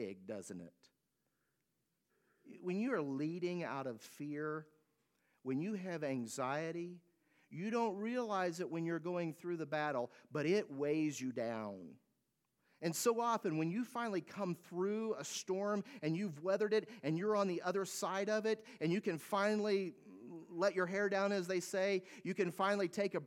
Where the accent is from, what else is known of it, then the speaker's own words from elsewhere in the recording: United States; American citizens